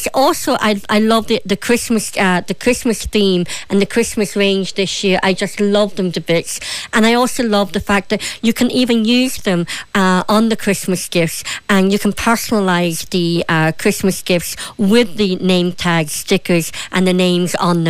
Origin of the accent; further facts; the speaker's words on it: Derry, Northern Ireland, United Kingdom; also born or lived in Donegal, Ireland; That's the thing, I'm from Derry and Donegal, and I've never lived so inland before, and so sometimes I still miss the coast.